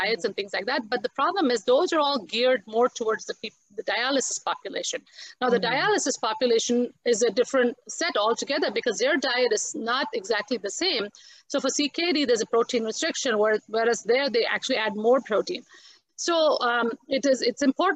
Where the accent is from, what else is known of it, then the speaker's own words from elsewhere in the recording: India; as an Indian also, we are so used to spices